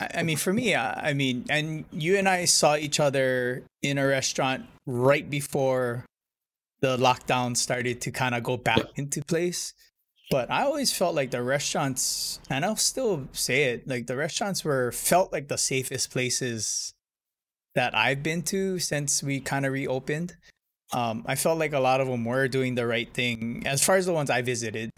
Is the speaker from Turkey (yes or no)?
no; Hilo, Hawaii, United States; I'm from Hilo